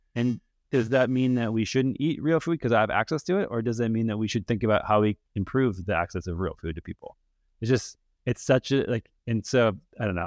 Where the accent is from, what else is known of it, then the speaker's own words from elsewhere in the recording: Minnesota, United States; I grew up in Minnesota